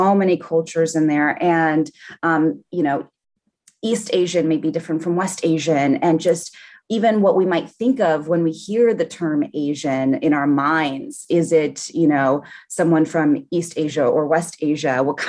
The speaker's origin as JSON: {"language": "English", "country": "Brazil", "tie": "born there", "moved": "yes", "said": "I'm an immigrant and my culture is not Brazilian, even though I was born in Brazil, because I've lived so much of my life here."}